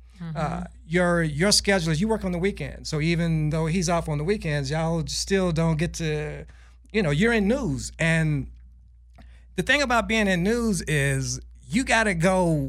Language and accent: English; United States; I almost wanted to correct them and I thought, yeah, I am American.